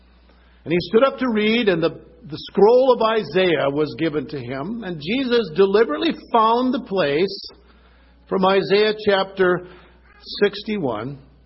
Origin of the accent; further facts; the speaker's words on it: Minnesota, United States; born or raised there